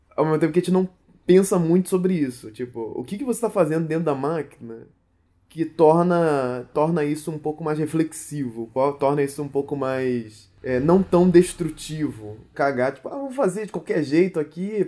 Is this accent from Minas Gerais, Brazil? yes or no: no; Rio de Janeiro, Brazil; nasci no Rio de Janeiro